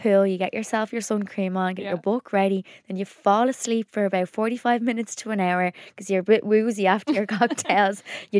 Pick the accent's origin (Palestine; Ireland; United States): Ireland; we definitely make use of that, as Irish people do.